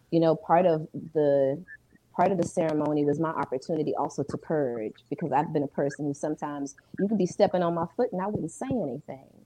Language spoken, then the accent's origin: English; Ghana; I'm Ghanaian, but you know that's real shit.